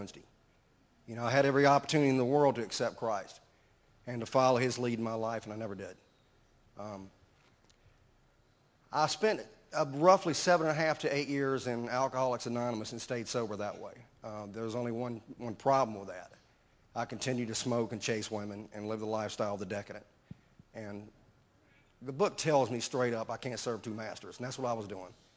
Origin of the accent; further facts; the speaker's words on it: Baton Rouge, Louisiana, United States; I'm from Baton Rouge